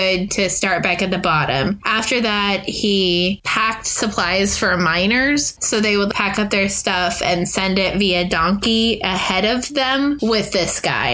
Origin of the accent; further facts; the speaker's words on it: Washington, United States; moved away; also born or lived in Midwest; growing up in Washington